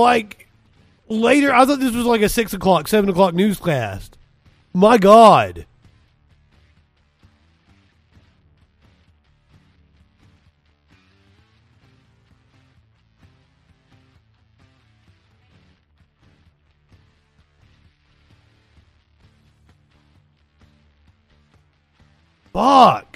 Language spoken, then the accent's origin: English; Kentucky, United States; I'm from Kentucky